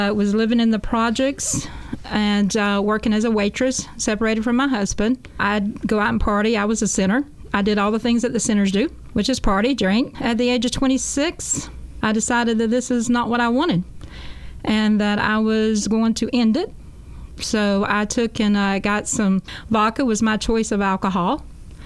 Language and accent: English; Jesup, Georgia, United States; I'm from Jessup, Georgia, a small country town. I grew up as a Baptist